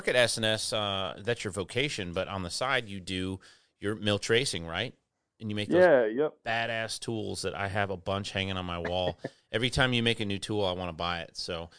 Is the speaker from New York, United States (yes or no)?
no; Westland, Michigan, United States; also born or lived in Canton / Plymouth; Yeah, I grew up down in Westland, Inkster, Garden City, and then lived in Canton and Plymouth before I moved down here.